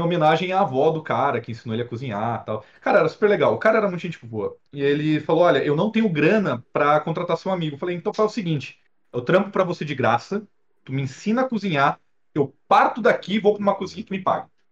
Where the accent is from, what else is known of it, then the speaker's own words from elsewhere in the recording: Presidente Prudente, São Paulo, Brazil; now in São Paulo, Brazil; eu sou de Presidente Prudente, é uma cidade a 560 quilômetros mais ou menos daqui de São Paulo